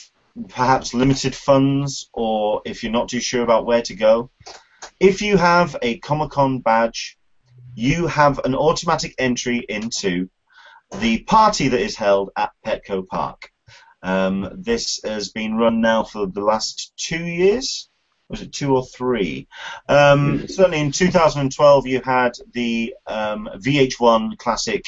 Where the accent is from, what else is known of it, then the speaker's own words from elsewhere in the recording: United Kingdom; Being a Brit